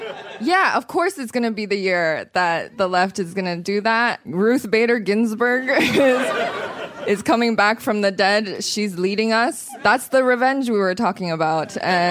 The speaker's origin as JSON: {"language": "English", "country": "Canada", "said": "I'm Chinese. I'm Chinese Canadian. We don't have horses."}